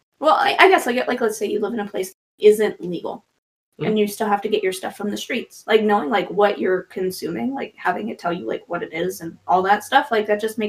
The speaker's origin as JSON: {"language": "English", "region": "Wisconsin", "country": "United States", "tie": "born or raised there", "also_born_or_lived": "Chicago", "moved": "yes", "said": "growing up in Wisconsin"}